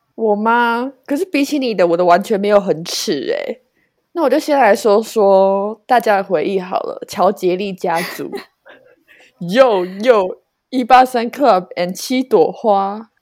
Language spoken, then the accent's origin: Chinese; Taoyuan, Taiwan; 因为我是桃园人